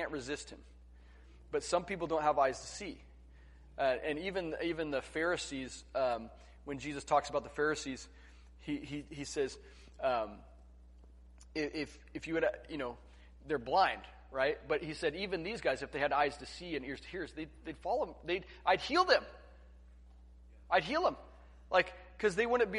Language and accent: English; La Grande, Oregon, United States; I grew up in La Grande, Oregon